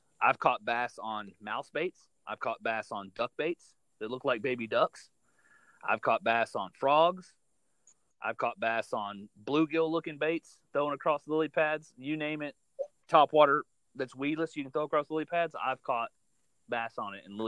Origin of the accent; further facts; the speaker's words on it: Florida, United States; growing up in Florida